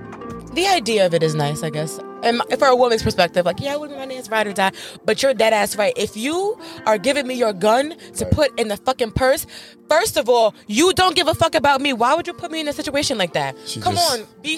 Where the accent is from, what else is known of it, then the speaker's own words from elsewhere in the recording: New York, United States; I'm from New York. So we have a different lifestyle growing up in New York.